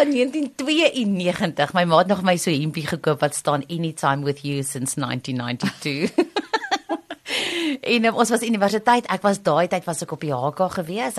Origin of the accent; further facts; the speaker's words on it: Pretoria, Gauteng, South Africa; also born or lived in Potchefstroom; ek het Pretoria groot geword en ek het net gaan swat in Potch 4 jaar en toe teruggekom Pretoria toe